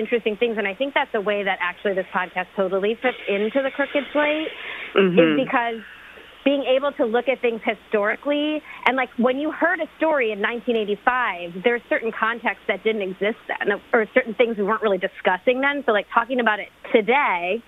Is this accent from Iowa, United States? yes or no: no; Cleveland, Ohio, United States; I grew up in Cleveland, and that's kind of, it's just sports is so integral to the culture of that city